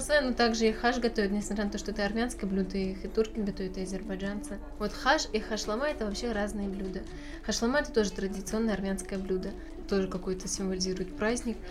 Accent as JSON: {"language": "Russian", "town": "Novosibirsk", "region": "Novosibirsk Oblast", "country": "Russia", "tie": "born or raised there", "said": "Родилась я в Новосибирске"}